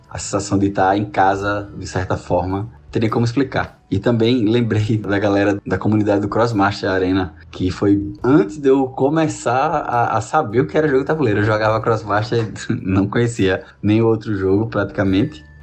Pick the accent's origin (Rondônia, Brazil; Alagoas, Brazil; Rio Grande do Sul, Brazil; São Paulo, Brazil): Alagoas, Brazil; Maceió; sou aqui de Maceió, Alagoas.